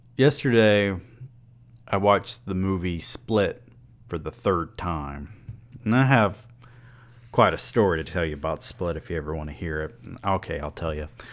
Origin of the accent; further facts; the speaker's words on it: the South, United States; I'm from the South.